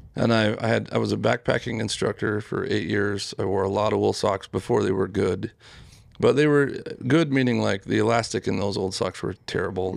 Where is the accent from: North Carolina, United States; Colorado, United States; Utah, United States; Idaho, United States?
Utah, United States; growing up in Utah, you see sheep all the time